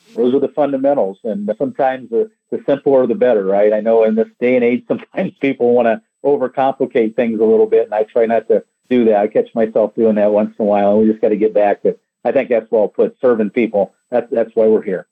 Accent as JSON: {"language": "English", "region": "Indiana", "country": "United States", "tie": "born or raised there", "moved": "as an adult", "lives_now": "Florida, United States", "said": "I grew up in Indiana and moved down to Florida here about 13 years ago"}